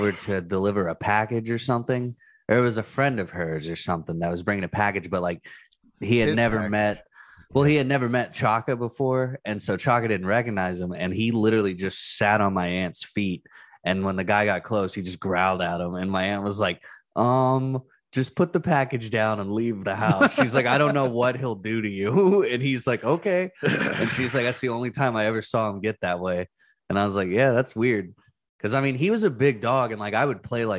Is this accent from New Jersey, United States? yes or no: no; Cushing, Oklahoma, United States; I grew up in Cushing